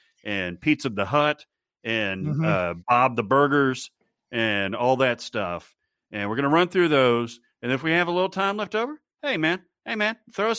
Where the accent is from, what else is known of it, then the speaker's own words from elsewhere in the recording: Scotland, United Kingdom; As a Scot, I have had to endure many bad attempts at my home accent throughout the year.